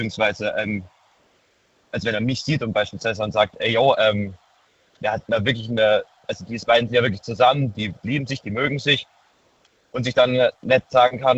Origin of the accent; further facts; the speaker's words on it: Baden-Württemberg, Germany; ich komme aus der Nähe Heidelberg, bin 19.